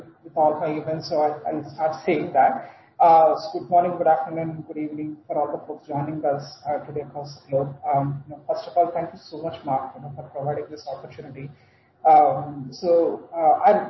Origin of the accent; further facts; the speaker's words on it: India; moved away as an adult; also born or lived in Jersey City, United States; I come from India.